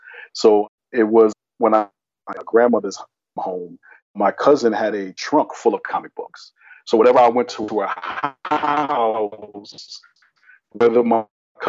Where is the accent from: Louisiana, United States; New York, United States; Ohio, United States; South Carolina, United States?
New York, United States; New York City; moved away as an adult; now in Chicago, United States; So for me, I'm originally from New York. So I'm originally from the Bronx, New York. So I consider myself a relatively recent transplant in Chicago. Been here about 12 years now.